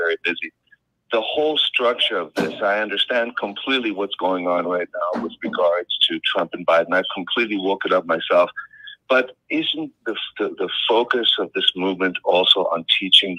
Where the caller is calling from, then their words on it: Copenhagen, Capital Region of Denmark, Denmark; I'm calling you from Copenhagen in Denmark.